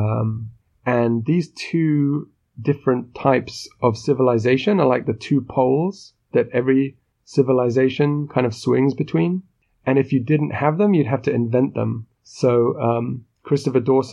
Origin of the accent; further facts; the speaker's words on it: United Kingdom; But I'm British